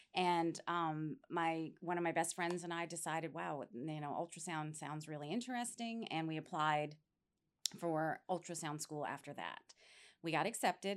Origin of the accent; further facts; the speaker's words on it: New York, United States; moved away as an adult; now in Florida, United States; I grew up in New York State, and after I graduated high school, I came down here to Florida